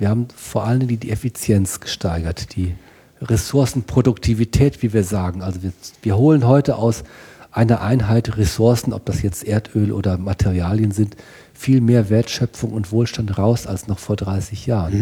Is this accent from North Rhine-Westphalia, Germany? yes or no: yes; North Rhine-Westphalia, Germany; also born or lived in Münster; Ich bin auf dem Bauernhof aufgewachsen, ähm, Familienbauernhof ähm, Westfalen